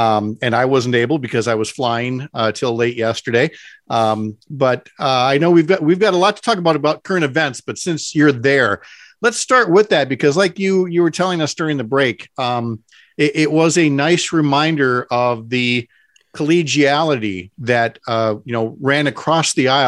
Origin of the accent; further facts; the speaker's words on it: St. Paul, Minnesota, United States; as somebody who was born and raised in St. Paul